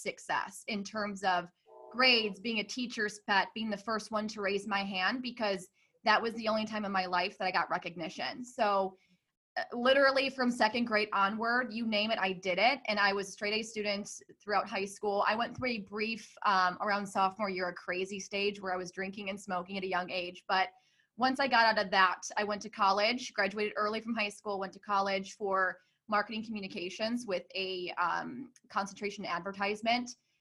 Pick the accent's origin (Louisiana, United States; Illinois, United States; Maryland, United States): Illinois, United States; Hoffman Estates; I grew up in Hoffman Estates, Illinois